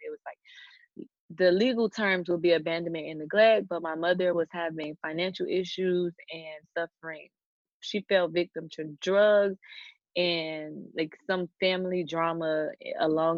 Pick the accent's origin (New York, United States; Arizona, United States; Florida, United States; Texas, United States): Florida, United States; Miami; born and raised in Miami, Florida. I still live in Miami, Florida. I've only ever lived in Florida my whole life.